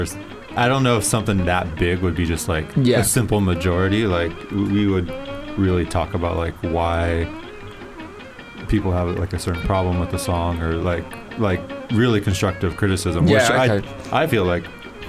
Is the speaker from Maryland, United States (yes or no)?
no; Los Angeles, California, United States; obviously we're from Silver Lake